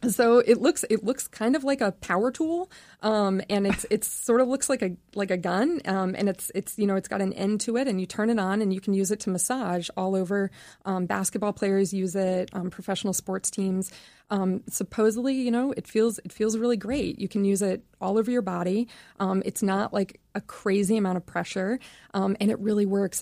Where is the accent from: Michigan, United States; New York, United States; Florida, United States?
Florida, United States; Vero Beach; moved away; my hometown